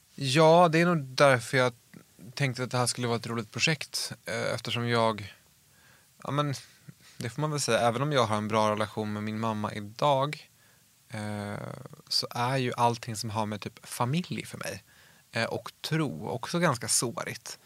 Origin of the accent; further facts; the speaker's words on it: outside Uppsala, Uppsala County, Sweden; utanför Uppsala där jag växte upp